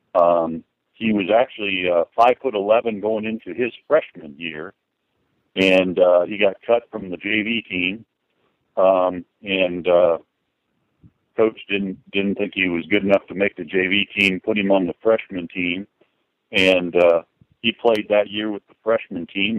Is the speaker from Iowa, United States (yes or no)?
yes; Springville, Iowa, United States; moved away as an adult; now in Indiana, United States; We grew up in Iowa. We were uh, both our dads were farmers, and uh, a little town, Springville, Iowa, over by Cedar Rapids and Marion.